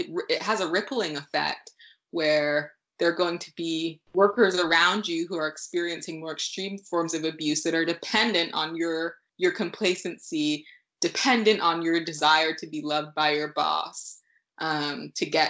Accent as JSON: {"language": "English", "country": "United States", "tie": "born or raised there", "said": "we moved here when I was, a very young child."}